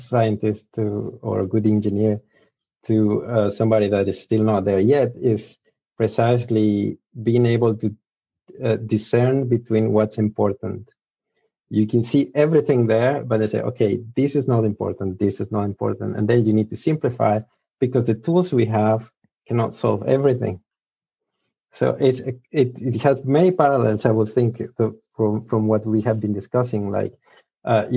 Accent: Mexico; English is a second language; I am Mexican, so apologies for my accent. My English is still fade sometime

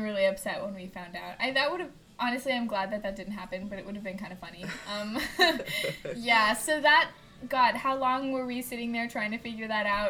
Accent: Indianapolis, Indiana, United States; moved away; I'm from Indianapolis

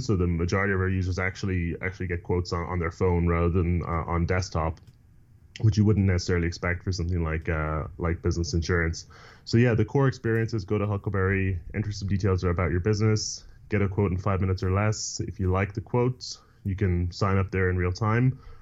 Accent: Ireland; moved away; I grew up in Ireland

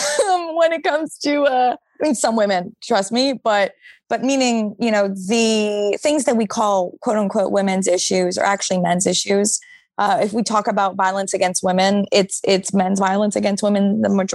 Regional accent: Montreal, Quebec, Canada; moved away as an adult; now in New York, United States; I'm from Montreal. But I've been living in New York for, almost 8 years.

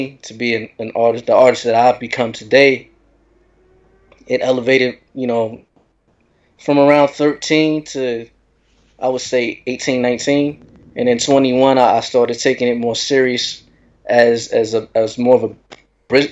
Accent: San Diego, California, United States; moved away as an adult; also born or lived in Temecula, California / Murrieta, California; now in Queens, New York, United States; My hometown. I'm originally from San Diego, California.

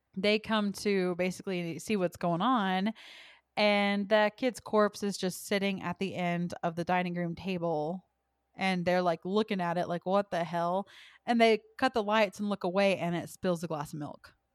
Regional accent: United States; we are American

